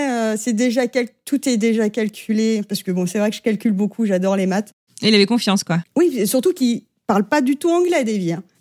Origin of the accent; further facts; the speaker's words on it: Avignon, Provence-Alpes-Côte d'Azur, France; moved away as an adult; also born or lived in Brooklyn, New York; now in New York, United States; On vient d'Avignon